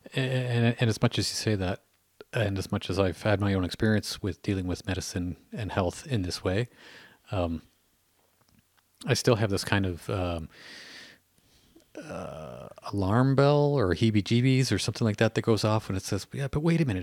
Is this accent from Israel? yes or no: no; Canada; I hear that as a Canadian